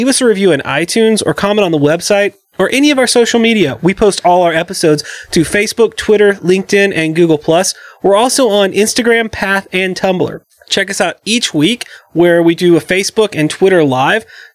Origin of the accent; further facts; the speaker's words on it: the South, United States; growing up in the South